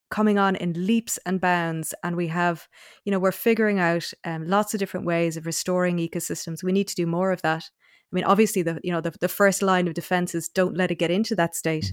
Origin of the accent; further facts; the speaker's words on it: North Cork, Munster, Ireland; moved away as an adult; also born or lived in Oxford, United Kingdom / Australia; now in Dublin, Ireland; I grew up in North Cork